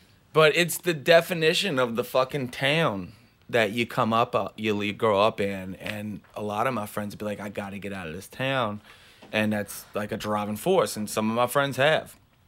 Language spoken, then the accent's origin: English; Chalmette, Louisiana, United States; born or raised there; also born or lived in Metairie, Louisiana